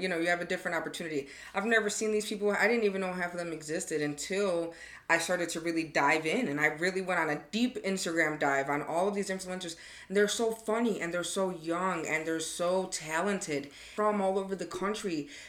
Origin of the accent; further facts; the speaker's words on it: Chicago, Illinois, United States; moved away as an adult; I'm from Chicago